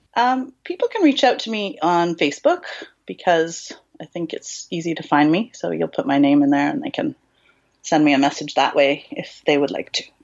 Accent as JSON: {"language": "English", "country": "Canada", "accent": "Canadian", "said": "I'm from Canada"}